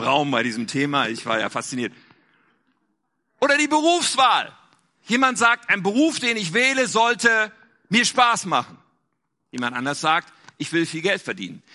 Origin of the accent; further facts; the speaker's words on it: Germany; also born or lived in North Rhine-Westphalia; wir in Deutschland